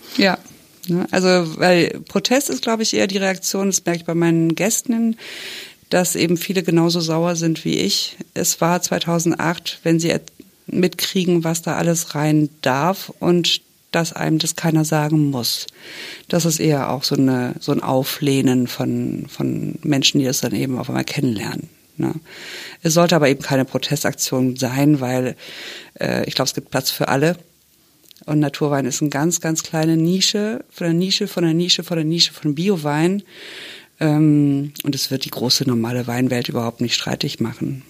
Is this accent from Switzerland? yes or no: no; France; now in Cologne, Germany; ich bin wirklich deutsch, aber ich bin in Frankreich aufgewachsen